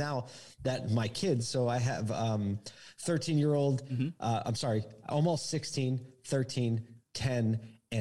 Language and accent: English; Philadelphia, Pennsylvania, United States; now in Syracuse, United States; I grew up in Philly